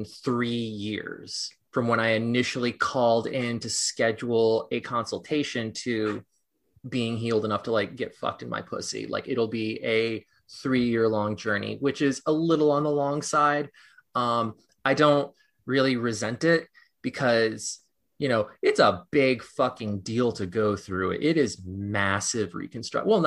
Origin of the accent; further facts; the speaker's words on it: Los Angeles, California, United States; now in New York City, United States; I live in New York City and I was born in Los Angeles.